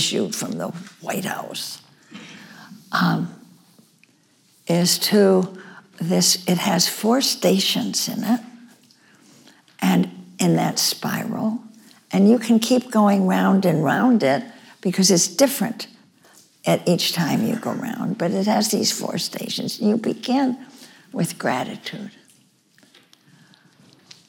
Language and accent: English; New York, United States; my home state of New York